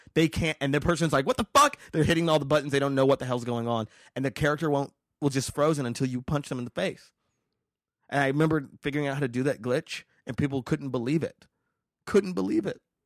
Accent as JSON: {"language": "English", "town": "Las Vegas", "region": "Nevada", "country": "United States", "tie": "born or raised there", "moved": "yes", "said": "I'm from Vegas"}